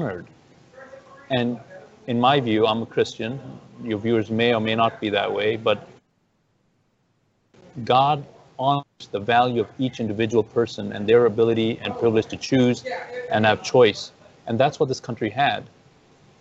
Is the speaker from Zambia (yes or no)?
yes; Zambia; also born or lived in Ethiopia / Zimbabwe / India (parents); now in United States; that's where I really grew up, in the country of Zambia.